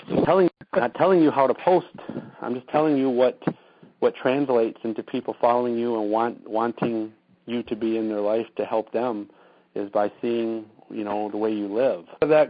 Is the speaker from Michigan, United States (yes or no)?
yes; Saginaw, Michigan, United States; I found a lot of success just hashtagging Freeland, Michigan for me, or Saginaw, Michigan, my hometown, Bay City, Midland.